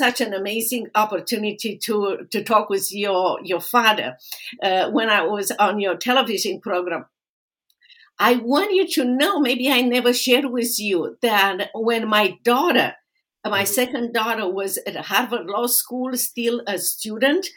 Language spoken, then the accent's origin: English; Romania; now in United States; I am originally from Romania